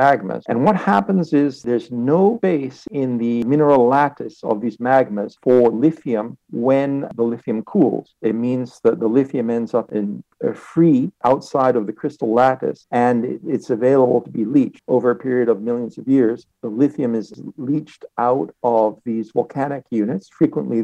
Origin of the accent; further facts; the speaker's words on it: Canada; I grew up in Canada and I was trained in Canada.